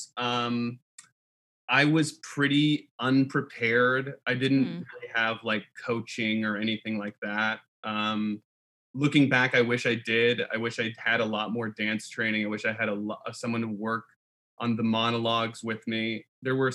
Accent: South Bend, Indiana, United States; I grew up in South Bend, Indiana

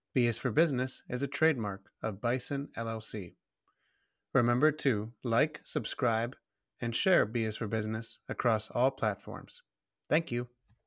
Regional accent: Ohio, United States; Ohio, my home state.

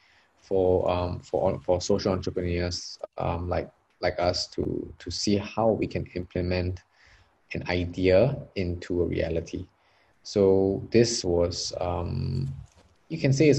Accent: Singapore; also born or lived in Australia

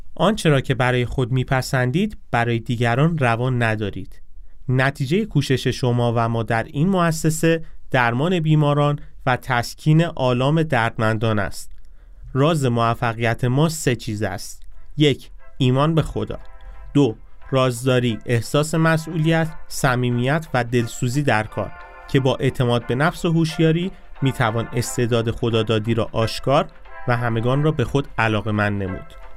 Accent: Iran

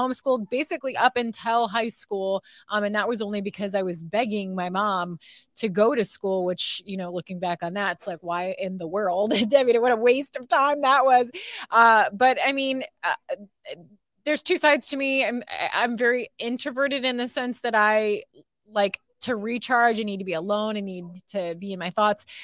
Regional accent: Toledo, Ohio, United States; moved away as an adult; now in Texas, United States; I grew up watching this station, J, t, W T O L eleven in my hometown.

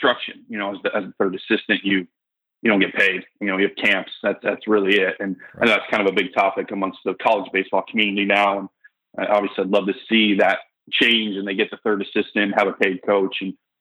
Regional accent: outside of Fort Lauderdale, South Florida, United States; moved away as an adult; also born or lived in Kansas; I grew up in South Florida, outside of Fort Lauderdale

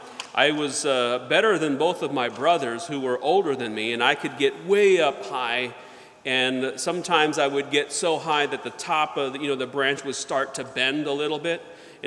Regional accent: the South, United States; I remember in Sunday school, when I was growing up in the South, the teacher had a branch of a sycamore tree

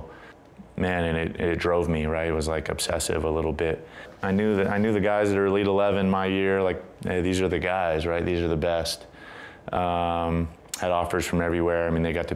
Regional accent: San Diego, California, United States; I was growing up in San Diego

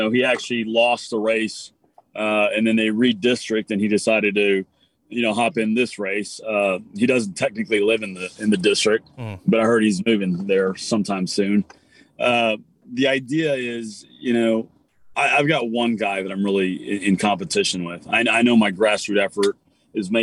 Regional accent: Texas, United States; I'm a Texan

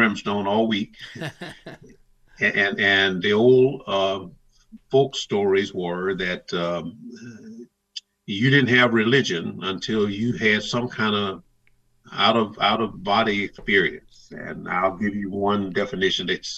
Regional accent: the South, United States; growing up in the South that I grew up in.

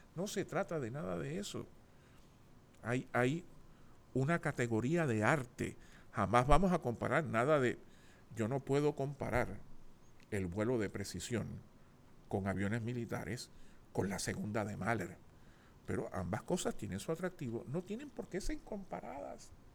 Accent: San Juan, Puerto Rico; Nací en el Hospital del Maestro el 12 de noviembre de 1960.

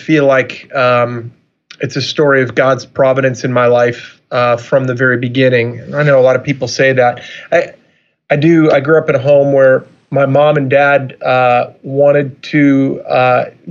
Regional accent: Long Island, New York, United States; also born or lived in Chicago / Orlando / San Francisco; now in Michigan, United States; I'm originally from Long Island, New York

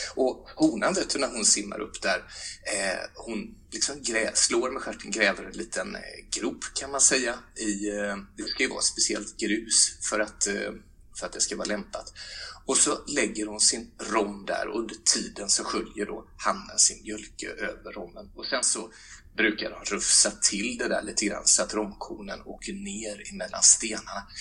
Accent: Mullsjö, Jönköping County, Sweden; hemma i Mullsjö, bara några hundra meter ifrån huset där jag växte upp

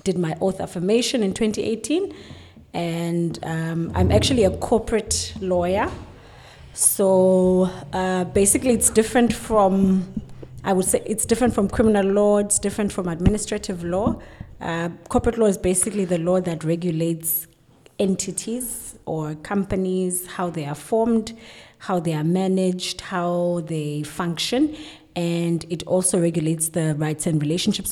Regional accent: Plettenberg Bay, Western Cape, South Africa; now in Cape Town, South Africa; I'm relatively a local girl. I come from Plettenberg Bay, and I'm fully based in Cape Town

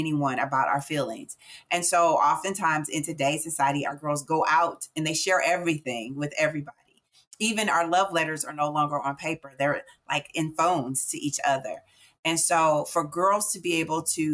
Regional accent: St. Louis, Missouri, United States; I'm born and raised in St. Louis, Missouri.

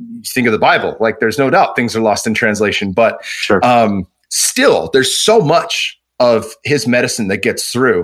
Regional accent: Bay Area, California, United States; I grew up on the West Coast in the Bay Area

